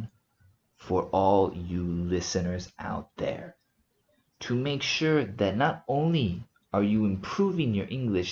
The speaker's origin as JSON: {"language": "English", "town": "Houston", "region": "Texas", "country": "United States", "tie": "born or raised there", "also_born_or_lived": "South Africa", "moved": "as an adult", "lives_now": "Spain", "said": "I am originally from the USA. I was born in Houston, Texas"}